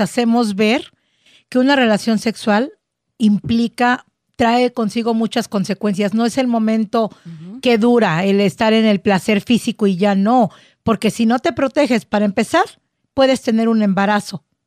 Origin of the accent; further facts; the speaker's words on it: Mexico; Soy mexicana, amo mi cultura